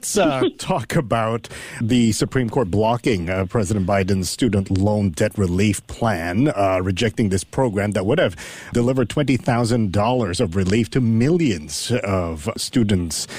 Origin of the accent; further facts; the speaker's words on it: Vancouver, British Columbia, Canada; moved away; I came from Vancouver